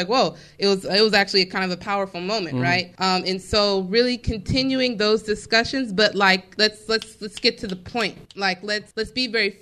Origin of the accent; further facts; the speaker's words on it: Bay Area, California, United States; now in Sacramento, United States; I'm from the Bay Area.